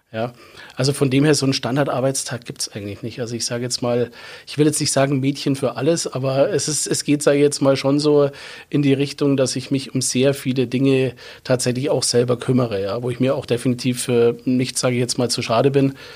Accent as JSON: {"language": "German", "area": "Landsberg district", "region": "Bavaria", "country": "Germany", "said": "Ich komme aus dem Landkreis Landsberg"}